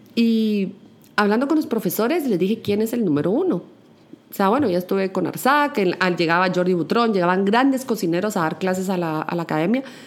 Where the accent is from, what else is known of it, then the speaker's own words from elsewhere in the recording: Guatemala; la gastronomía de mi país